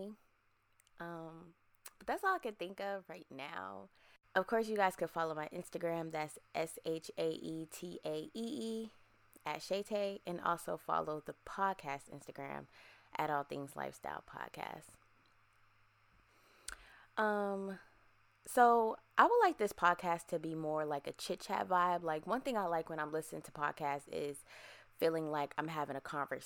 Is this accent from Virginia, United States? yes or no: yes; Virginia, United States; moved away as an adult; also born or lived in Erie, Pennsylvania; now in Texas, United States; I'm originally from Erie, Pennsylvania. And I grew up in Virginia as well.